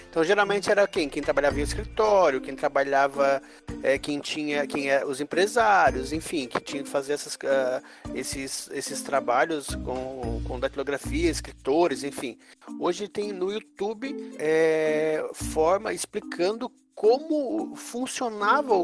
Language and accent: Portuguese; Santa Catarina, Brazil; now in Florianópolis, Brazil; Eu falo de Floripa. Não sou manezinho, mas sou catarinense, barriga verde